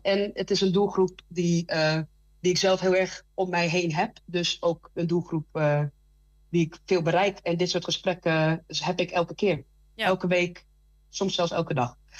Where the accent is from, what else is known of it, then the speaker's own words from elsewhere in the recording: Randstad, Netherlands; moved away as an adult; now in Twente, Netherlands; ik kom zelf uit de Radstad.